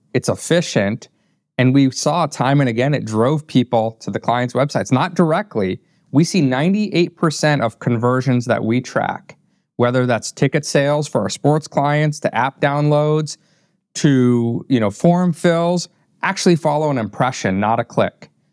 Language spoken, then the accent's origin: English; northern Indiana, United States; also born or lived in Wappingers Falls, New York; moved to northern Indiana and grew up there